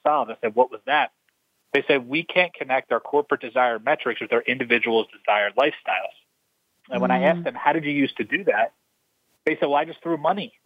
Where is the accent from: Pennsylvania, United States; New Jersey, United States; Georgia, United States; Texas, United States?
Pennsylvania, United States; Philadelphia; I grew up in Philadelphia.